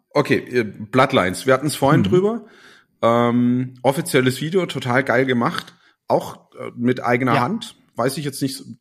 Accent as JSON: {"language": "German", "region": "Saarland", "country": "Germany", "said": "weil äh, als Saarländer ist, ich kenne ganz viele Leute, die gehen irgendwie in die Welt raus und dann zieht sie wieder wie Magnet nach Jahren äh, zieht sie zurück in die Heimat"}